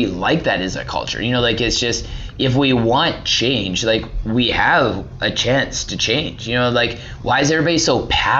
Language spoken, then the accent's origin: English; Canada; I don't know my rights as a Canadian.